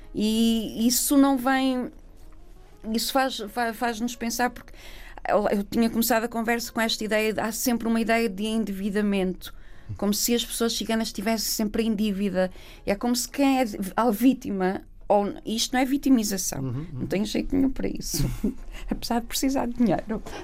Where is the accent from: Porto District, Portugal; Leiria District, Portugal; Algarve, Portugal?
Porto District, Portugal; Vila Nova de Gaia; acabei por nascer no Porto e acabámos por ficar a viver lá. Cresci em Gaia